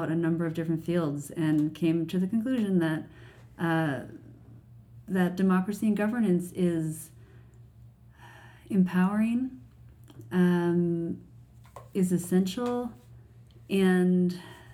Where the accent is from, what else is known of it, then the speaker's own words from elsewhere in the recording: United States; now in Canada; as an American in Canada